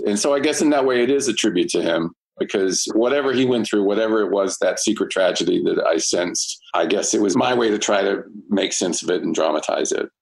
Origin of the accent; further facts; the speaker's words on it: Marietta, Georgia, United States; moved away as an adult; also born or lived in New York City; now in Los Angeles, United States; I went home to my hometown of Marietta, Georgia